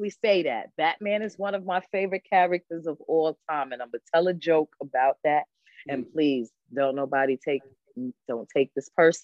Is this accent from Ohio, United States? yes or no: no; Albany, New York, United States; we from the crew from New York City, so we wasn't really part of the Albany crew because we wasn't from there. But we grew up down on South Pearl Street